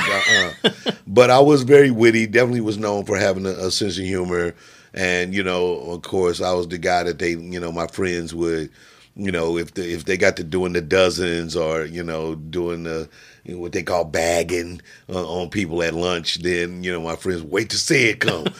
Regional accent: Jefferson City, Missouri, United States; I was born in Jefferson City, Missouri

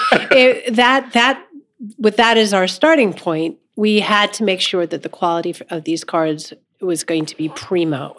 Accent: Los Angeles, California, United States; moved away; grew up in Los Angeles, uh, but my mom was from Pittsburgh

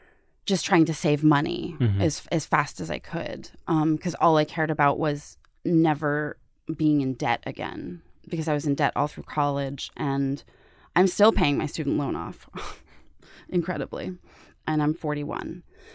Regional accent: Pittsburgh, Pennsylvania, United States; moved away as an adult; now in New York, United States; I had no network when I moved to New York from Pittsburgh.

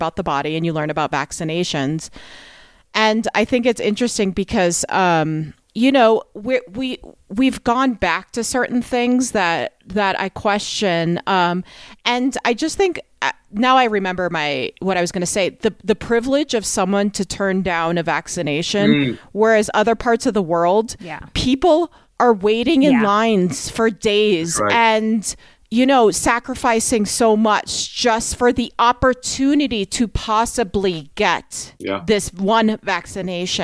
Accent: New York, United States; I'm from New York

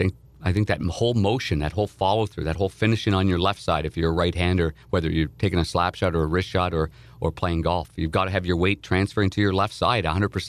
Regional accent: Nepean, Ontario, Canada; Like, I grew up in Nepean, Ontario, which is outside of Ottawa, the nation's capital, and we were the Nepean Raiders.

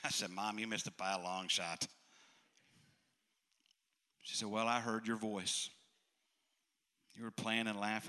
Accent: Western Maryland, United States; the moment I was born, I was placed immediately into an orphanage in Western Maryland.

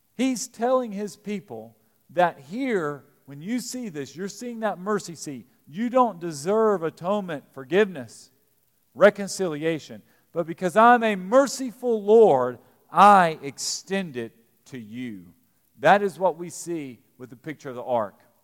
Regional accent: Eastern Kentucky, United States; now in Lexington, United States; we're from Eastern Kentucky

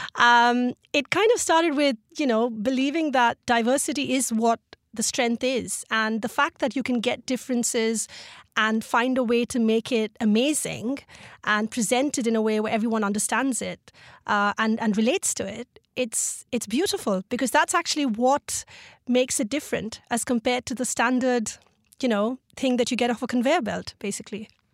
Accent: Mumbai, Maharashtra, India; Mumbai is, uh, well, it's dear to my heart and it is sort of, uh, my home in my heart, literally. And, um, yes, it's, it's where I grew up.

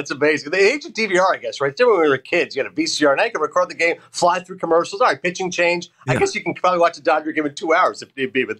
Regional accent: Canada; When I say I'm Canadian

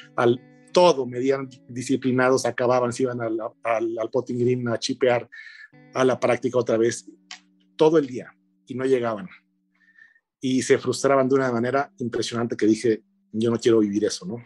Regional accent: Monterrey, Nuevo León, Mexico; Yo nací allá, en Monterrey

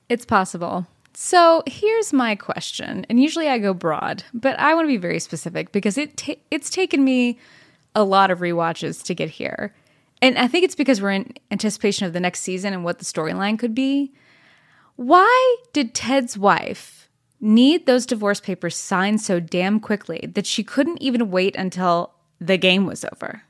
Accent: Dallas, Texas, United States; also born or lived in Fort Worth, Texas; I was born in Fort Worth and raised in Dallas

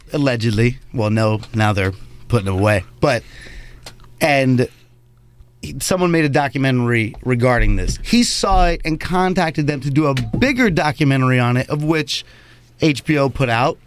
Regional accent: New York City, New York, United States; I'm just a New Yorker

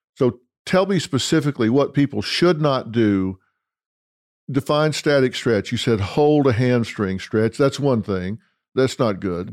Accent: Dallas, Texas, United States; my hometown, Dallas, Texas

